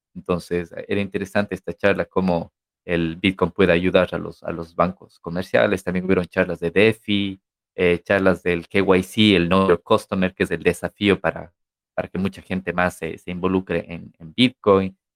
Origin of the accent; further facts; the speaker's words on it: Ecuador; now in Barcelona, Spain; somos de Ecuador